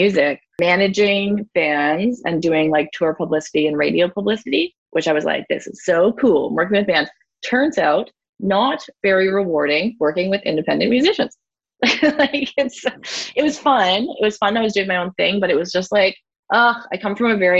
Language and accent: English; Ontario, Canada; moved away; also born or lived in Whistler, British Columbia; I'm originally from Ontario